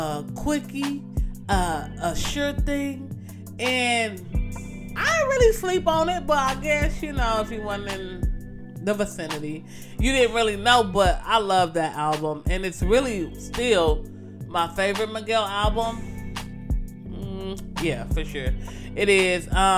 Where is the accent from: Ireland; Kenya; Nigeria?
Nigeria; I'm Nigerian, you know, always repping the green and white, so I love to see it.